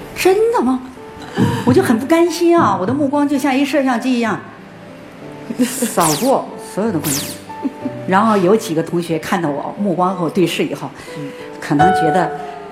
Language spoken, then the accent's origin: Chinese; Northeast China, China; moved away; 东北我家乡的一个媒体的记者又来采访我